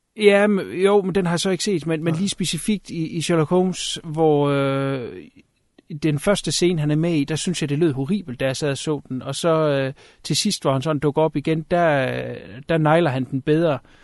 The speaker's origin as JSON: {"language": "Danish", "country": "Denmark", "said": "som dansker"}